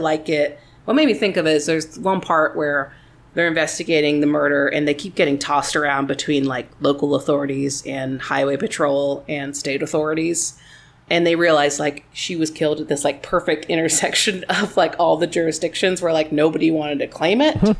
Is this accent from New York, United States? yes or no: no; Texas, United States; as a Texan